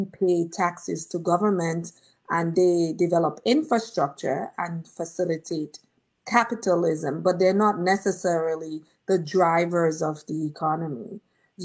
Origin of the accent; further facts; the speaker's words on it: Dominica; moved away; us from Dominica